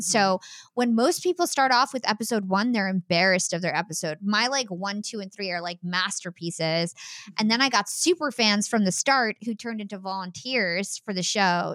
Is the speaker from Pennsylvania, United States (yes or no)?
no; New Jersey, United States; also born or lived in Brooklyn, New York; my family, we are from New Jersey